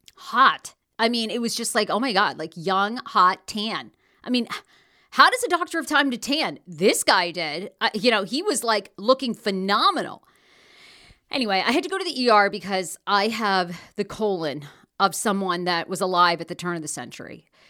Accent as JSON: {"language": "English", "region": "Maine", "country": "United States", "tie": "born or raised there", "moved": "yes", "said": "I'm from Maine. Originally grew up, born and raised in Maine"}